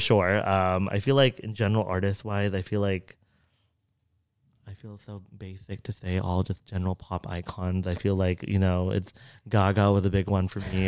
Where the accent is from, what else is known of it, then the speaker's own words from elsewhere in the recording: Fremont, California, United States; growing up in Fremont, which was very predominantly Asian